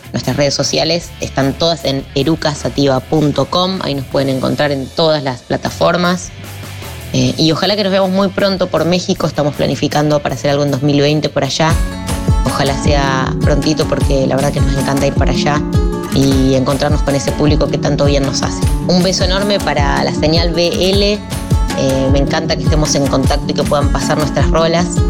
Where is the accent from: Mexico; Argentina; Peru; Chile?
Argentina; Somos un trío de Argentina